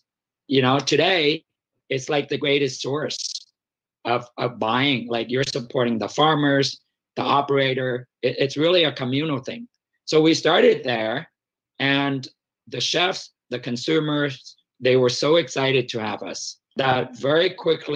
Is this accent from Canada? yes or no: no; Vietnam; moved away; I grew up in Vietnam